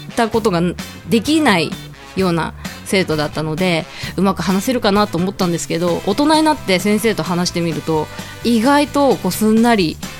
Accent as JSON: {"language": "Japanese", "region": "Fukuoka", "country": "Japan", "said": "私の出身校が、えー、九州"}